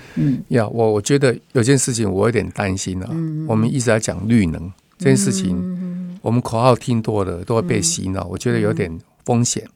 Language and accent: Chinese; Tainan, Taiwan; now in Taipei, Taiwan; 我台南人来了